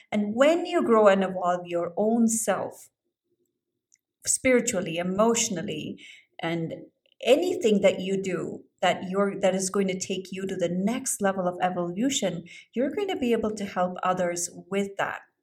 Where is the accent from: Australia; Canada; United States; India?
India; I grew up in India